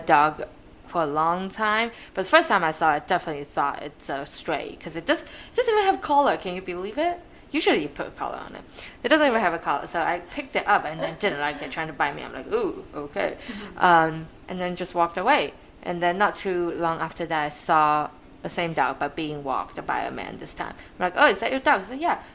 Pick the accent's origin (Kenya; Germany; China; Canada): China; moved away; I am from China